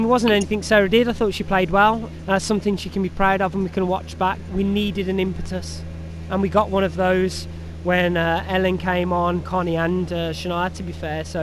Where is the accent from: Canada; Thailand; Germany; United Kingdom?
United Kingdom; England; being English